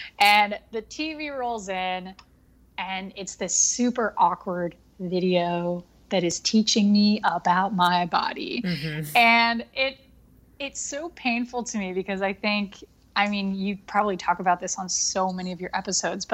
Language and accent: English; Texas, United States; So I was born and raised in Texas, grew up visiting family in Monterrey, Mexico